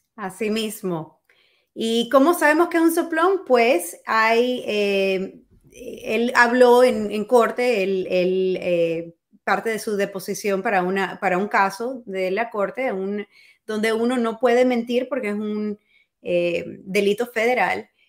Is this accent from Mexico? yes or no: no; Cuba; now in United States; uno como cubano